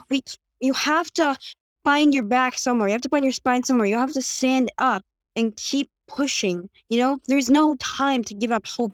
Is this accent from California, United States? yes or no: yes; Santa Monica, California, United States; I can't bring myself to leave because it's my home. I, I grew up here